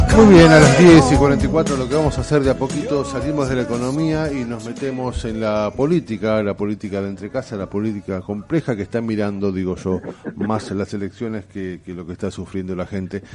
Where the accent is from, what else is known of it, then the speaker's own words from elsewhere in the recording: Argentina; soy argentino